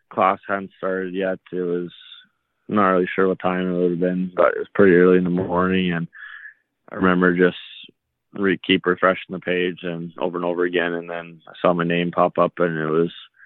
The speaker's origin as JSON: {"language": "English", "town": "Red Deer", "region": "Alberta", "country": "Canada", "tie": "born or raised there", "also_born_or_lived": "Edmonton", "said": "Growing up in Red Deer, I always watched the Rebels games"}